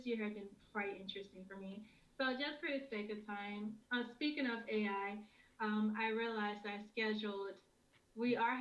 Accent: Memphis, Tennessee, United States; moved away as an adult; now in Minneapolis, United States; If you wonder where the accent is from, it's from Memphis. I'm from Memphis, Tennessee. I came here in Minneapolis here in 2018.

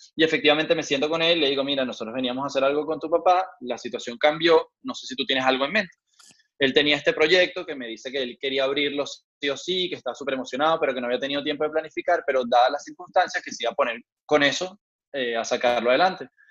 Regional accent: Venezuela; now in Madrid, Spain; nosotros como venezolanos

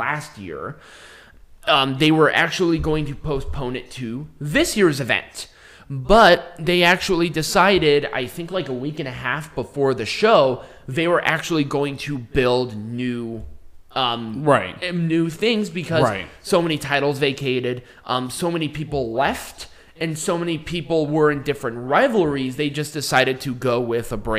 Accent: United States; I'm so American

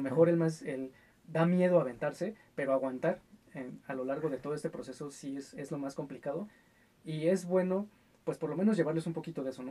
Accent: Mexico

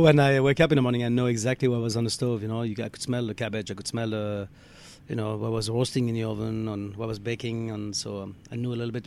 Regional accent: Alsace, Grand Est, France; moved away; I'm from France, uh, northeast part of France in Alsace.

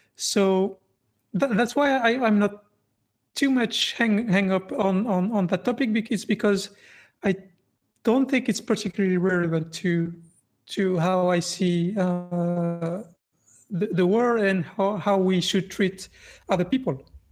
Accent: France; I grew up in France, and France is a very, very secular country.

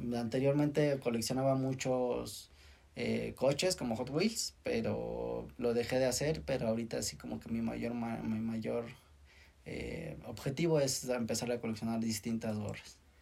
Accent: Mexico; como mexicanos

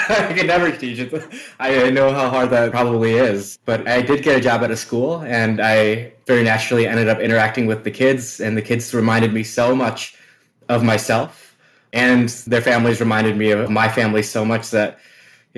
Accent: Milwaukee, Wisconsin, United States; I was born and raised in Wisconsin in the city of Milwaukee

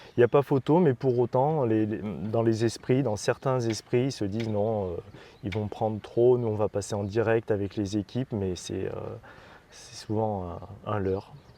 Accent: Romans-sur-Isère, Auvergne-Rhône-Alpes, France; moved away as an adult; also born or lived in Montpellier / Grenoble / Lyon / Montélimar; now in Marrakech, Morocco; Je suis de Roman dans la Drôme

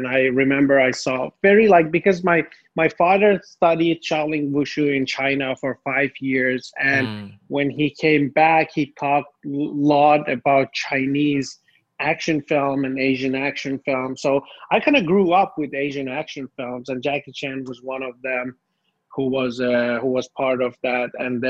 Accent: Finland; moved away as an adult; also born or lived in Tehran, Iran; I was born in Iran, Tehran, and my whole family moved to Finland. I think I was like 4 years old.

